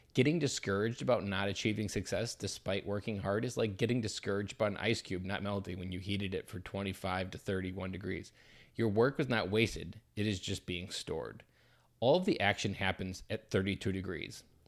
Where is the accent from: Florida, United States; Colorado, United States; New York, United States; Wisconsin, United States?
Wisconsin, United States; Delaware; also born or lived in Janesville, Wisconsin; I grew up in Delaware, Wisconsin, just south of Madison, Wisconsin.